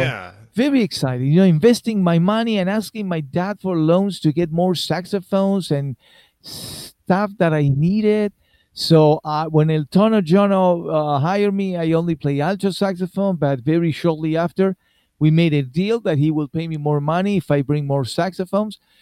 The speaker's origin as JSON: {"language": "English", "country": "Argentina", "tie": "born or raised there", "second_language": "English", "moved": "as an adult", "said": "I was born in Argentina and I play in Argentina"}